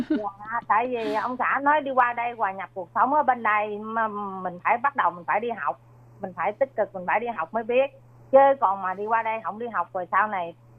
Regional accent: Mekong Delta, Sóc Trăng, Vietnam; moved away as an adult; now in Taiwan; Việt Nam thì quê em ở miền Tây Sóc Trăng

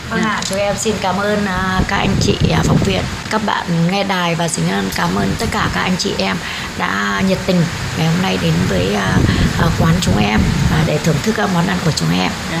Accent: Thanh Hóa, Vietnam; now in Taiwan; em quê Thanh Hóa

